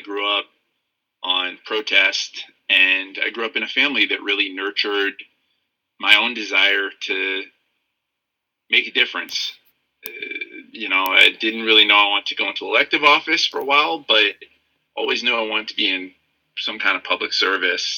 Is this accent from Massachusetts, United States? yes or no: yes; Western Massachusetts, United States; moved away as an adult; now in Baltimore, United States; I grew up in Western Massachusetts